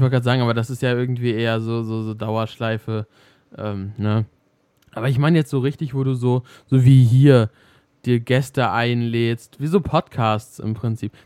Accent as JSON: {"language": "German", "country": "Germany", "said": "hier bei uns in Deutschland"}